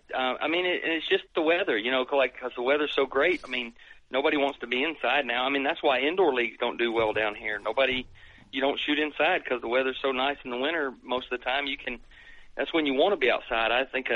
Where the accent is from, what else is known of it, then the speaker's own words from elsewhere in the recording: Ohio, United States; born there; I mean, I was born in Ohio, but we have to travel up there.